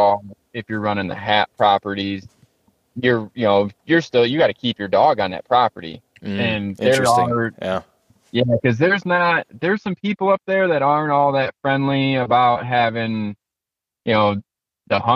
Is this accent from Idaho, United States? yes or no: no; Michigan, United States; I'm from Michigan